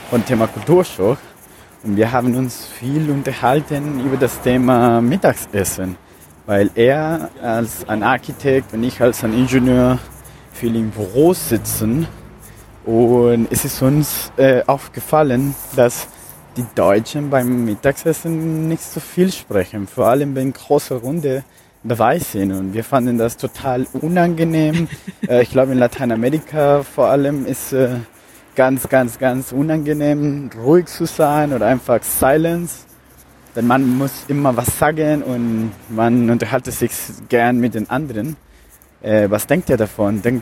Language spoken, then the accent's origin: German; Colombia; German is a second language; now in Stuttgart, Germany; Hallo Kari, hallo Manuel. … Ich komme aus Kolumbien und wohne gerade in Stuttgart.